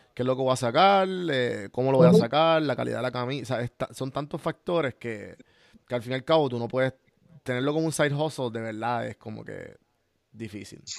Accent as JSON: {"language": "Spanish", "country": "Puerto Rico", "said": "nosotros como puertorriqueños, de donde vinimos"}